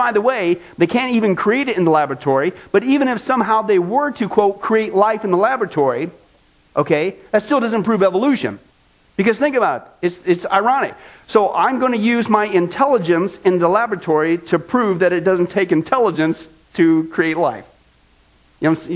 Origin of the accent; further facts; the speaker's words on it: Kansas, United States; from Kansas, my home state